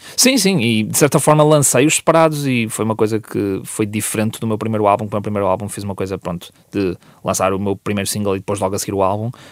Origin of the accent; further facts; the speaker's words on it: Vila Nova de Gaia, Norte, Portugal; onde eu cresci e, uh, e, ainda moro para essas zonas. Uh, eu, sou, eu sou de Porozinho